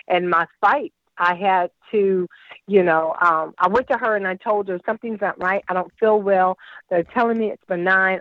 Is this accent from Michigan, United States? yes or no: no; Virginia Beach, Virginia, United States; also born or lived in North Carolina; now in Washington, D.C., United States; I'm originally from Virginia Beach